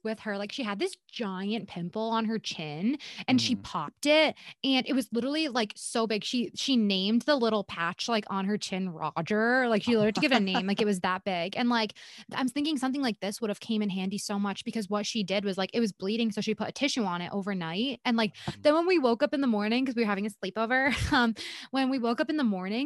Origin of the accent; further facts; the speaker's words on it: Puerto Rico; I'm also Puerto Rican